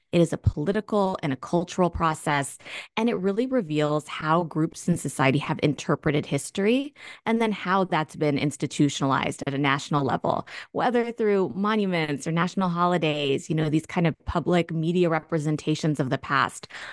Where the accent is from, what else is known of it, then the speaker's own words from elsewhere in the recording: Northern Virginia, United States; also born or lived in Germany; I was born in Germany myself. And so, you know, we came to the States, and I was growing up in a predominantly white community in Northern Virginia